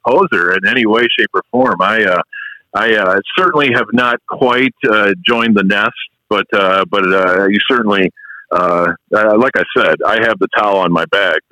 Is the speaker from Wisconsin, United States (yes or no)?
yes; Madison, Wisconsin, United States; moved away as an adult; now in Dallas, United States; Madison, Wisconsin, my hometown